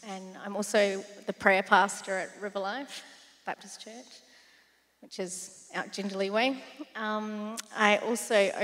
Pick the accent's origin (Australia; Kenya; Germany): Australia; South Australia; moved away; I'm from South Australia. So sometimes you'll hear me say dance and Stobie Pole and stuff like